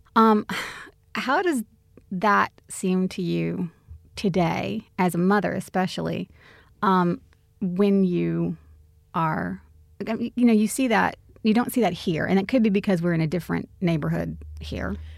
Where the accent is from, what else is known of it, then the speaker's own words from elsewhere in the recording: United States; moved away; also born or lived in Australia; I am, you know, American, I'm Australian, I'm both